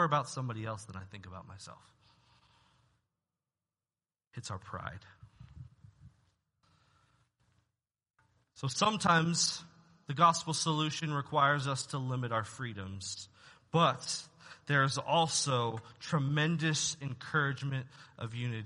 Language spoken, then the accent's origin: English; United States; as Americans, as American citizens